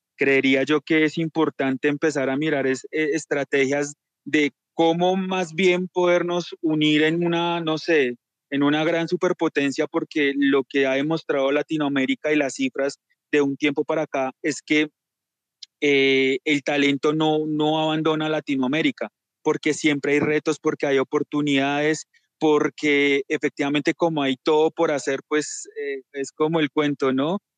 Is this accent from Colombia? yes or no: yes; Colombia; también hablo como colombiano